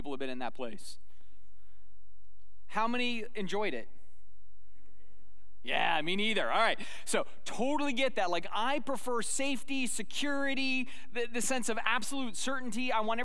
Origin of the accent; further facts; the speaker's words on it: Sedona, Arizona, United States; when I was a little boy growing up in Sedona, Arizona